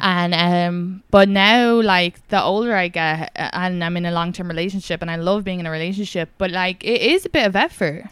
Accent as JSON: {"language": "English", "area": "Kildare", "region": "Leinster", "country": "Ireland", "said": "was from Kildare"}